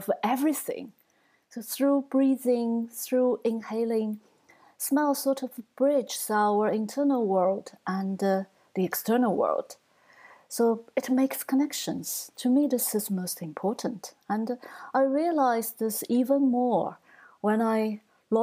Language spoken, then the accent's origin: English; Shanghai, China; now in Edinburgh, United Kingdom; I grew up in Shanghai, this is the region where we had lots of thunderstorms during the summer